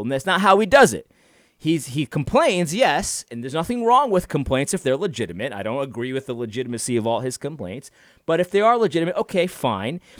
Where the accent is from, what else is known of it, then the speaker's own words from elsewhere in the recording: United States; I'm just an American, a regular guy.